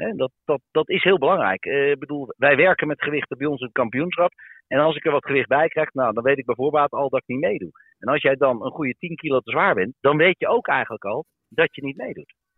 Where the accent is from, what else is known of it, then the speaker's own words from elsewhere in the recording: Netherlands; wij bedoel ik dan als Nederlanders